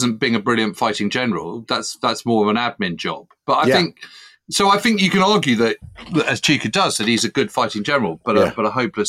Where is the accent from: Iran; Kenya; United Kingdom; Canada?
United Kingdom; It's tough as a Brit to kind of be able to write this